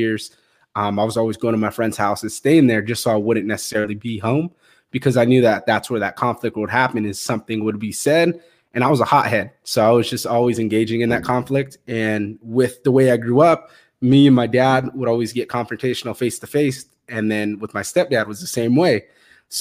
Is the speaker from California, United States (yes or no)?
yes; Fresno, California, United States; originally I'm from Fresno, California, moved around a little bit to like smaller towns around there